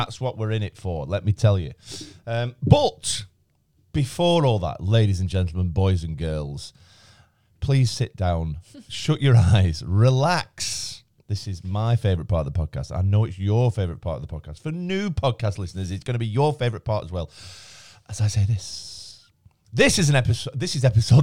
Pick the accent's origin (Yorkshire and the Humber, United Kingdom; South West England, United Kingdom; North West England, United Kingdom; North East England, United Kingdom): North West England, United Kingdom; Blackburn; now in Chorley, United Kingdom; I come from Blackburn